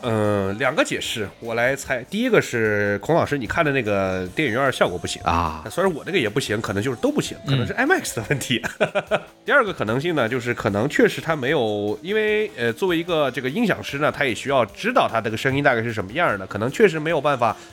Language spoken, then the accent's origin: Chinese; Xinjiang, China; moved away; 我本身是新疆人，我们那儿啊。确实有很多的飞行空军基地